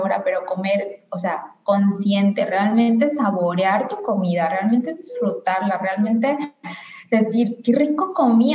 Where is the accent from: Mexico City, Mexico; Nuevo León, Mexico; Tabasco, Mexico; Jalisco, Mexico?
Jalisco, Mexico; Guadalajara; moved away; yo soy de Guadalajara, entonces cuando vivía en Guadalajara